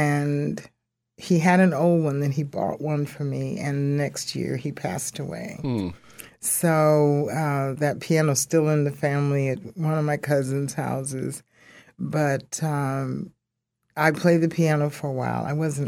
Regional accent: Carson, Mississippi, United States; I was born in Mississippi, and I was, there was my older brother, my older sister, me, and the sister that's right under me. And we lived with our grandparents in Carson, Mississippi.

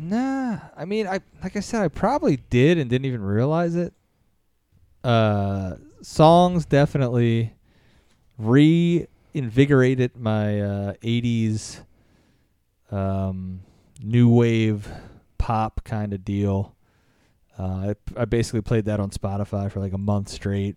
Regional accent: Philadelphia, Pennsylvania, United States; also born or lived in Lancaster, Pennsylvania; I'm from Philly

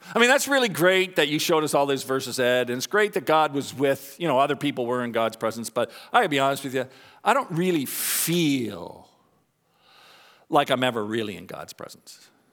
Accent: Canada; also born or lived in Dallas, Texas; I'm Canadian

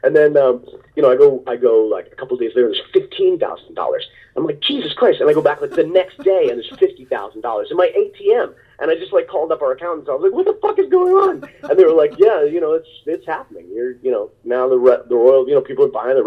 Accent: New Jersey, United States; moved away as an adult; also born or lived in New York City; I was like, Jersey.

